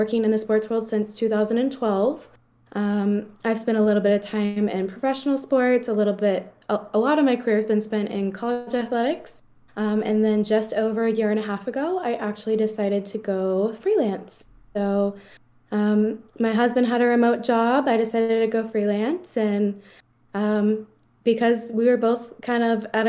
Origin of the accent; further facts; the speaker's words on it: Cincinnati, Ohio, United States; moved away; also born or lived in St. Louis, Missouri; I was born and raised in Cincinnati, Ohio.